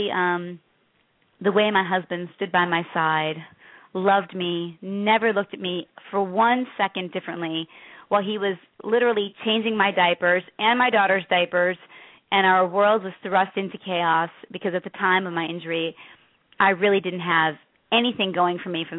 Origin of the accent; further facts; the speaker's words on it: Chicago, Illinois, United States; I grew up in the South Side of Chicago